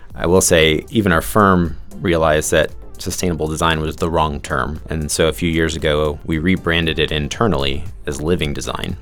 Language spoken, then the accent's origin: English; New York, United States; growing up in New York, just outside of New York City